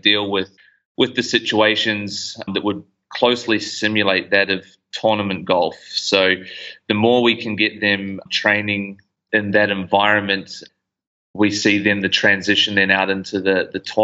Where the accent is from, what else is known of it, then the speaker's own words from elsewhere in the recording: New Zealand; moved away as an adult; now in Gold Coast, Australia; I'm originally from New Zealand, moved over to the Gold Coast back in 2012.